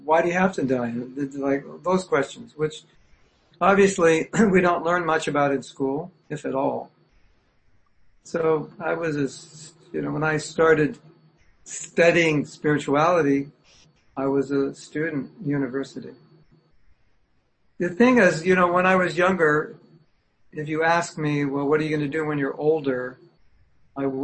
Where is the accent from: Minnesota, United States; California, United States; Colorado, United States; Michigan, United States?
California, United States; also born or lived in Berkeley, California; now in Florida, United States; I grew up in California